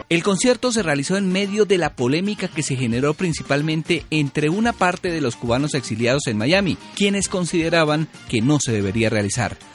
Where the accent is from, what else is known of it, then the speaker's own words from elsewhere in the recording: Ecuador; quiero enviar un mensaje de paz como ecuatoriano para mis hermanos colombianos porque Colombia y Ecuador somos hermanos